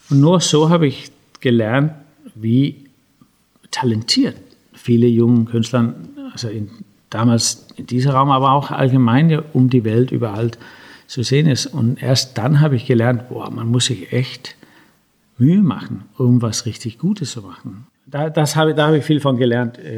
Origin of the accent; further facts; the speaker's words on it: Denmark; Ja, also ich bin ja in Dänemark zum großen Teil aufgewachsen.